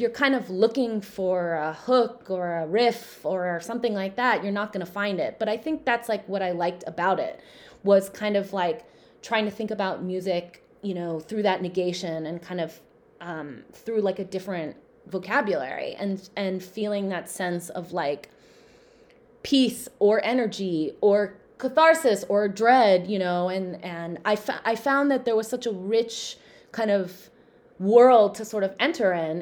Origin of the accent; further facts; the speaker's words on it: Southern California, United States; growing up in Southern California